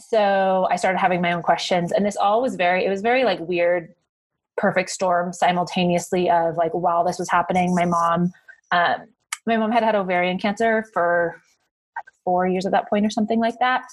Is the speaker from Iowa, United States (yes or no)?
no; Northern California, United States; I grew up in Northern California